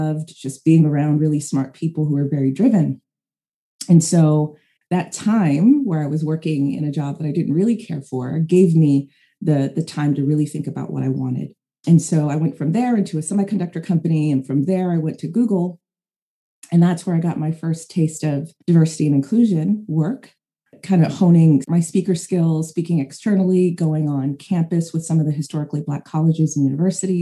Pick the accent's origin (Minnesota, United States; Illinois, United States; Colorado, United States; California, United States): California, United States; San Jose; I am from San Jose, California. I'm from the Bay Area